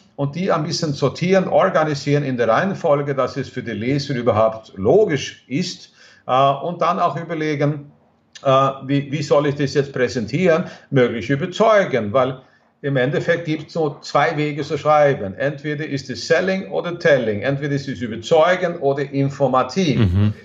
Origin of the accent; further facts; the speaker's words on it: Sweden; German is a second language; moved away; in Schweden, wo ich herkomme